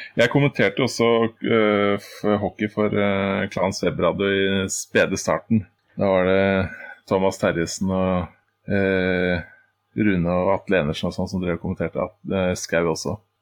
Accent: Oslo, Norway; jeg er jo fra den delen av uh, Oslo som Fred og Santos gjerne bruker som eksempel

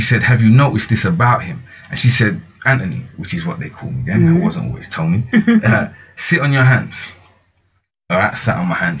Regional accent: London, United Kingdom; I'm from South London, like originally

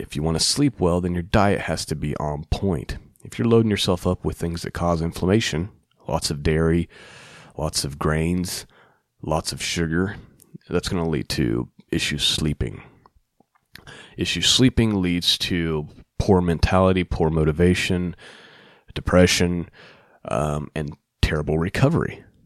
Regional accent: Muncie, Indiana, United States; here in my hometown of Muncie, Indiana

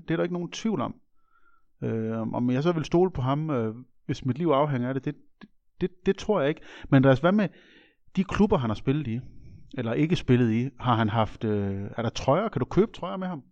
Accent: Aabenraa, Southern Denmark, Denmark; born or raised there

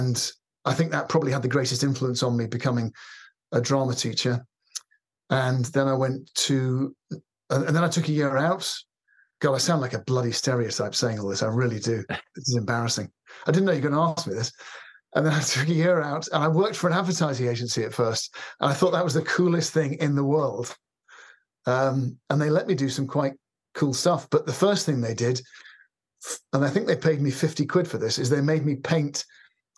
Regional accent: London, United Kingdom; I was born in South London, and I went to school I went to a prep school, actually, not for very long, called Donhead in Wimbledon.

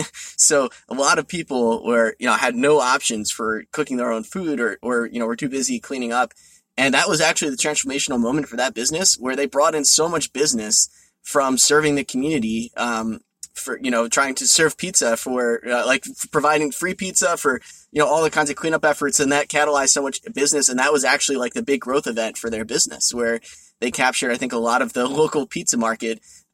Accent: New Jersey, United States; I grew up in New Jersey, and I lived there my whole life, and my parents still live there.

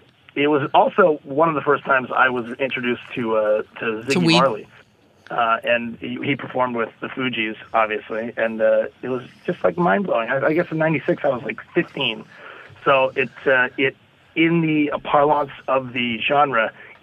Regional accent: Canada; I'm Canadian. I don't know if I've mentioned that.

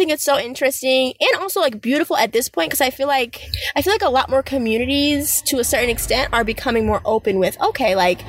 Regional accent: Boston, Massachusetts, United States; I'm not a first generation immigrant, I was born here in the United States in Boston.

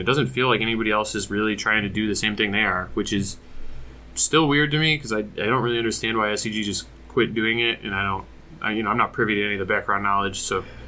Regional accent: Michigan, United States; I'm from Michigan

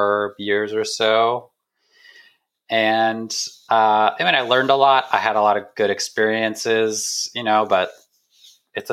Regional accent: Bay Area, California, United States; I grew up in the Bay Area, so pretty close

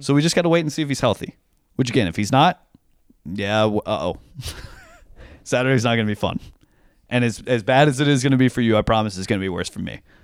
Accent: Tennessee, United States; I'm the one from Tennessee

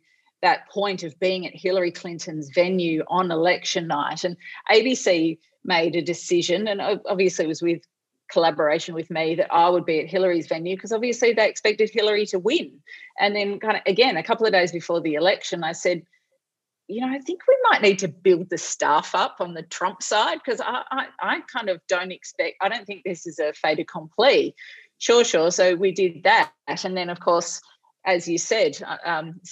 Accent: Launceston, Tasmania, Australia; moved away; I grew up in Launceston in Tasmania

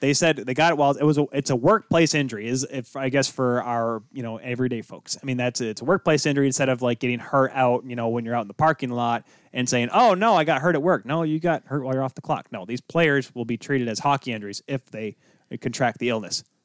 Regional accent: United States; I'm an American.

